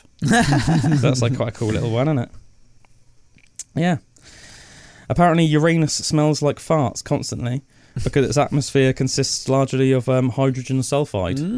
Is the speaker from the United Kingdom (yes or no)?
yes; England, United Kingdom; we're English